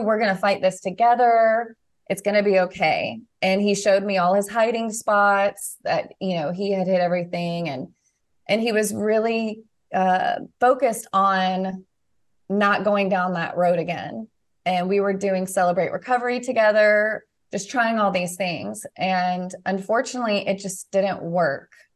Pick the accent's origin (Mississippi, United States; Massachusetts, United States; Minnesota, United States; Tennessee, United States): Tennessee, United States; Nashville; moved away as an adult; I'm from Na-, the Nashville area and was excited to be close to family